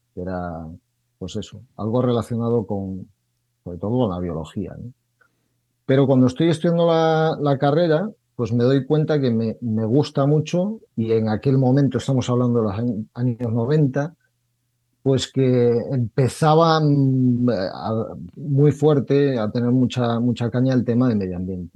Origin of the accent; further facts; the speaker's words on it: Galicia, Spain; soy gallego